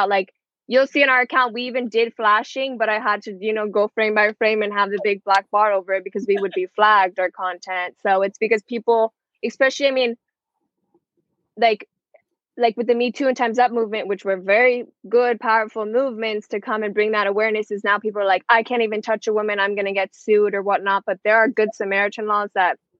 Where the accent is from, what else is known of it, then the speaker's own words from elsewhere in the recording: Miami, Florida, United States; I was born, raised 305 Miami, Florida, my whole life.